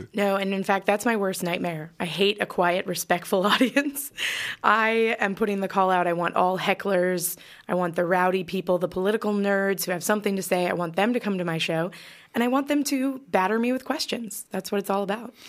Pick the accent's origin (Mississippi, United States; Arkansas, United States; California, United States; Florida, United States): California, United States; accent: American; moved away as an adult; also born or lived in Chicago / New York; now in Melbourne, Australia; I grew up in California